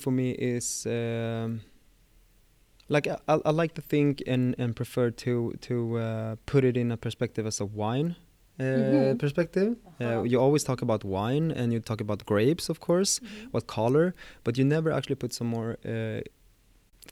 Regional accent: Stockholm, Stockholm County, Sweden; my first years in life, I was moving around the whole Sweden, but yeah, I'm born and raised in Stockholm

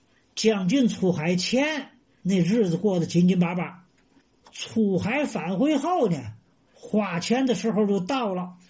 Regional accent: Tianjin, China; now in Tanggu, China; 我从天津卫啊迁到塘沽生活呢，整整是二十年。

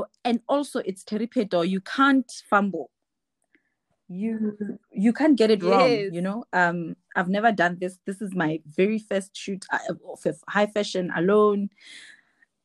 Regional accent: Free State, South Africa; moved away; I'm from Free State

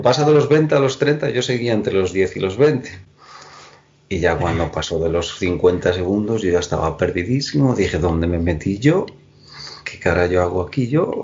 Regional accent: Moaña, Galicia, Spain; la gente de, de, de, Moaña, de mi, de, mi pueblo, me conoce todo el mundo

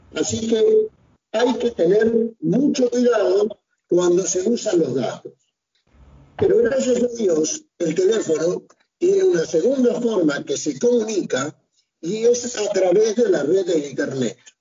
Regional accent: Argentina; yo, que soy argentino, me vine a Europa

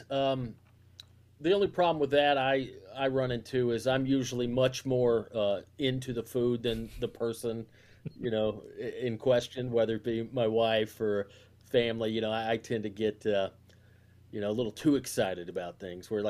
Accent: the South, United States; I mean, that's growing up in the South. That that's one of the things that was frustrating. Like, I love my family and I love Southern culture

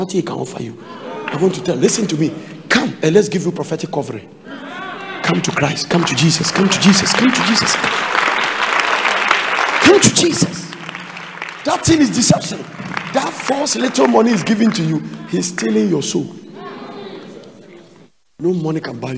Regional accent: Ghana; I am from a chieftaincy family. I am from Adonte. That is where I'm coming

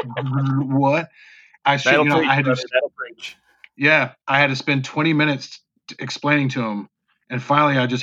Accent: North Carolina, United States; born or raised there; accent: southern; moved away

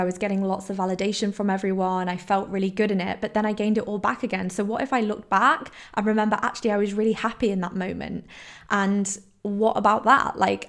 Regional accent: Poland; So I grew up in Poland, I moved around all the time, I was constantly the new girl in every single school

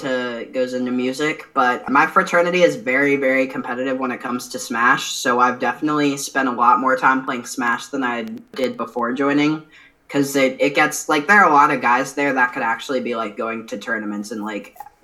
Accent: Iowa, United States; I'm from Iowa

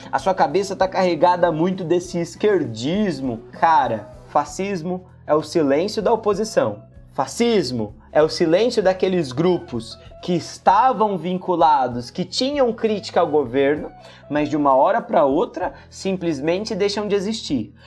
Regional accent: Ribeirão Preto, São Paulo, Brazil; a gente é, é de Ribeirão Preto

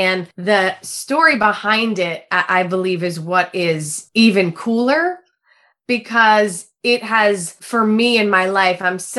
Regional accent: New Jersey, United States; I'm really from New Jersey.

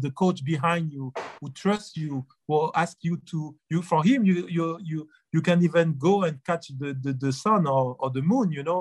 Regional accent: France; accent: French; English is a second language; now in Beijing, China; I'm from France, I'm European

